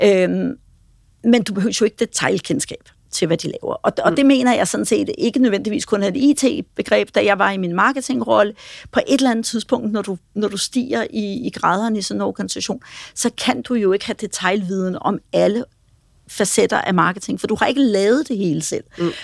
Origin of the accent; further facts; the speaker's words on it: Denmark